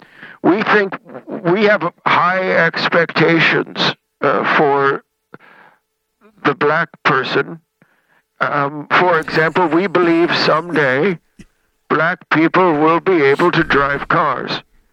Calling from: Sun City, Florida, United States; I'm calling from Sun City, Florida.

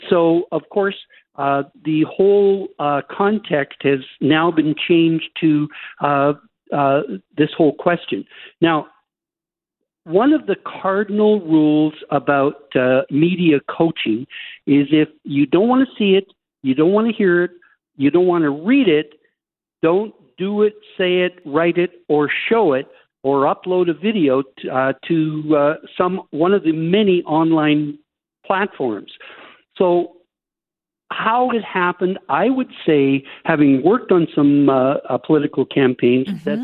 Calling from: Fairmont, British Columbia, Canada; I'm calling from Fairmont, British Columbia, and I've been looking at the most wonderful mountain views that you can imagine.

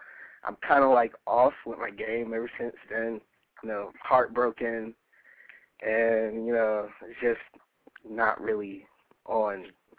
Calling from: North Carolina, United States; from North Carolina. I'm 19 years old.

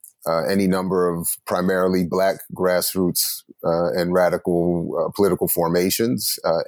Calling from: Columbia, Maryland, United States; Well, I am officially in Columbia, Maryland, which is a small planned city, almost right in the midway point between Washington, D.C. and Baltimore, Maryland, where I work and teach at Morgan State University.

